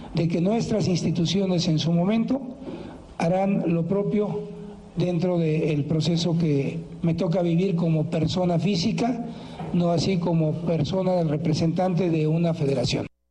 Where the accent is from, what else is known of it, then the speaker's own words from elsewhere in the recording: Mexico; soy un mexicano convencido de que México es un gran país